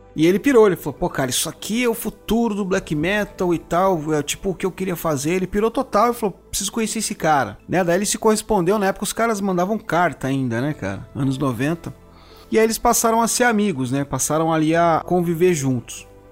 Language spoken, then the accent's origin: Portuguese; São Paulo, Brazil; na minha adolescência também aqui em São Paulo era a galeria do rock, a gente se encontrava lá